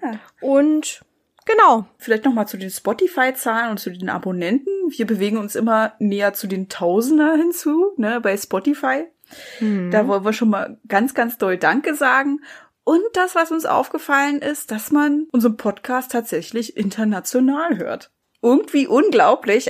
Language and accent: German; Germany; Bei uns in Deutschland